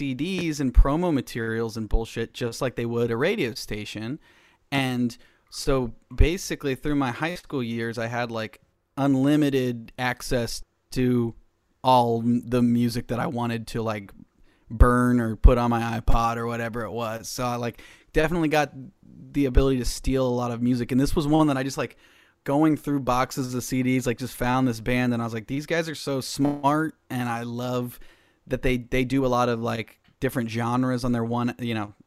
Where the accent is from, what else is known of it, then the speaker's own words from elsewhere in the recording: Cincinnati, Ohio, United States; I grew up in Cincinnati